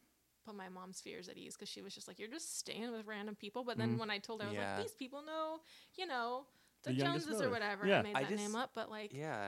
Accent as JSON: {"language": "English", "town": "Corning", "region": "California", "country": "United States", "moved": "yes", "said": "I lived in Corning. I'm from Corning. What the hell? And Corning is small. It's like, you know, population, I think maybe like 9,000 or something."}